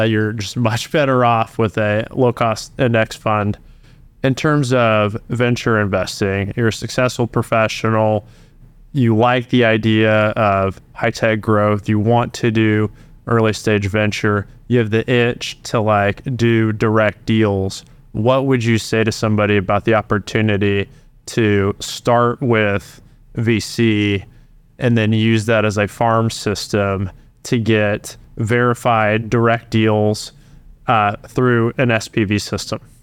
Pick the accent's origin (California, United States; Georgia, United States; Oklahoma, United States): Oklahoma, United States; I also was born and raised in Oklahoma, was a founder here